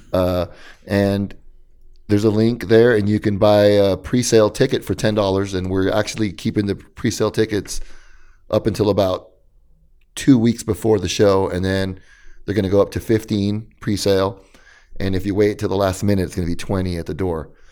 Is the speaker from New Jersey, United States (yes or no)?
no; Riverside, California, United States; also born or lived in East Los Angeles, California / Santa Ana, California; I'm from Los Angeles, but I was raised in, in, in, in Riverside